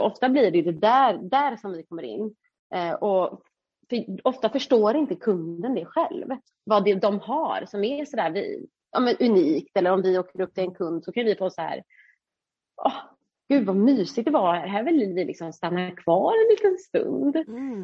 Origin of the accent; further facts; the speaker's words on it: Uddevalla, Västra Götaland, Sweden; vi är ju från Uddevalla